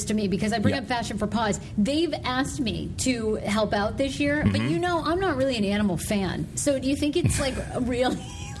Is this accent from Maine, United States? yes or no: yes; Maine, United States; moved away; when I grew up in Maine